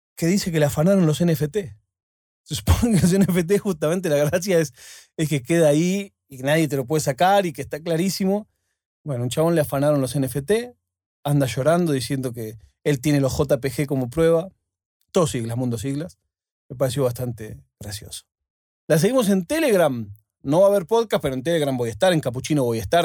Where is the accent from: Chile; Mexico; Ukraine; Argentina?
Argentina; now in Spain